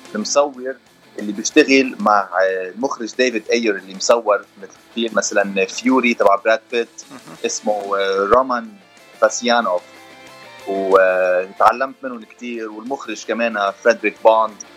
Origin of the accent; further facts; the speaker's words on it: Lebanon; moved away as an adult; now in Los Angeles, United States; انا من لبنان